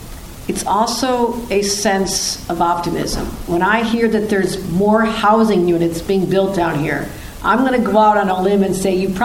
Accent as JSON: {"language": "English", "town": "Buffalo", "region": "New York", "country": "United States", "tie": "born or raised there", "said": "That was my hometown. That was the city of Buffalo."}